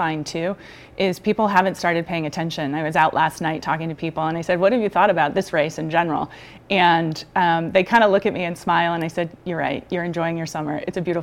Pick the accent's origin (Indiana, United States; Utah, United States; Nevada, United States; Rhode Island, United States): Rhode Island, United States; Cranston; now in Warwick, United States; So I grew up in Cranston. I live in Warwick now.